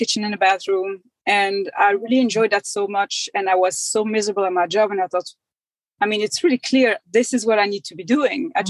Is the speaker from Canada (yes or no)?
no; Belgium; moved away as an adult; now in Decatur, United States; I'm originally from Belgium, but I've lived here in the States for 11 years.